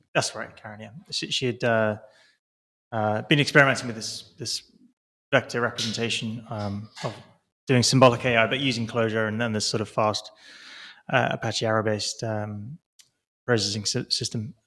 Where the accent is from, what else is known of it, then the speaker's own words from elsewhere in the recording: Milton Keynes, South East England, United Kingdom; moved away; that's where I'm from. This is my hometown. I was born about a mile up, up the road from he, where, where, where I'm stood